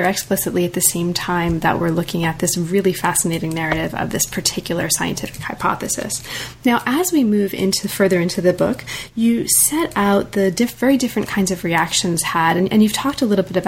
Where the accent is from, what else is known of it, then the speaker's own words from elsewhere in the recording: United States; I'm very American